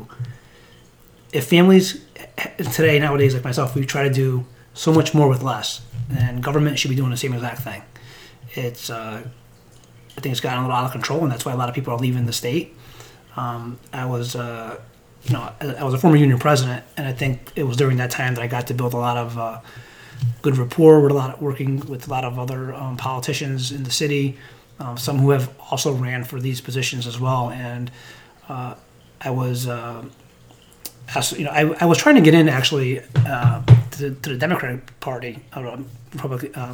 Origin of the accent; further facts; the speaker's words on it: Middletown, Connecticut, United States; I grew up in Middletown, lived there my entire life